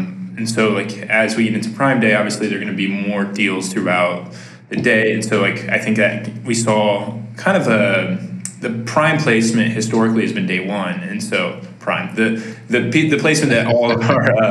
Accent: Midwest, United States; I'm from the Midwest, so I'll probably say "ope" every time I accidentally talk over somebody

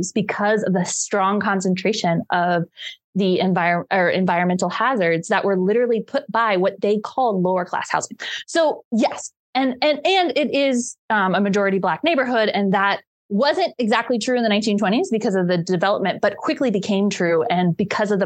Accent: Cincinnati, Ohio, United States; I grew up in Cincinnati, Ohio

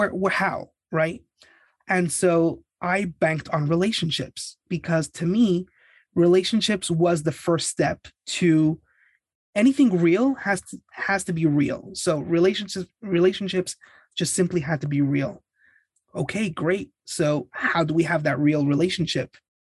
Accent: Canada; now in Los Angeles, United States; And I was immigrating from Canada.

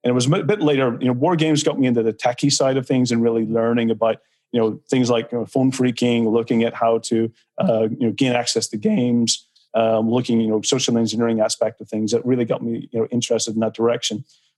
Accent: Belfast, Northern Ireland, United Kingdom; because I'm from Belfast, I had a different growing up youth, you know, where, you know, Belfast when I was growing up was in violence. It was in wartime.

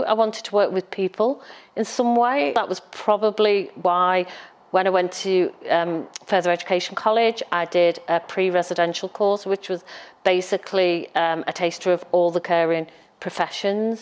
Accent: Halewood, North West England, United Kingdom; also born or lived in Liverpool / Wavertree; I was born in Broad Green Hospital

